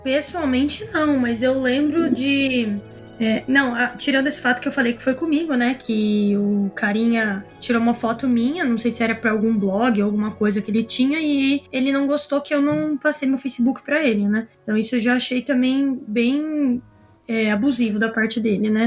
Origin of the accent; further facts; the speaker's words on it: interior of Paraná, Brazil; eu moro bem longe de São Paulo, sou do interior do Paraná